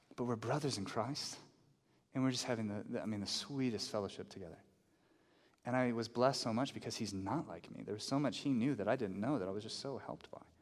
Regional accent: the South, United States; now in Albuquerque, United States; I grew up in the South

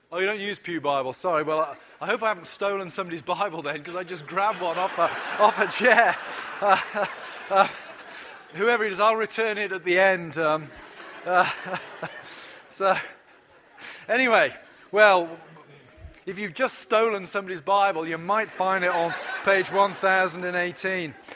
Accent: United Kingdom; as a British person

